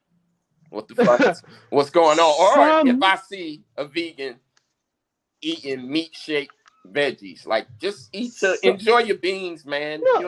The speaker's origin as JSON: {"language": "English", "town": "Indianapolis", "region": "Indiana", "country": "United States", "said": "I'm from Indianapolis."}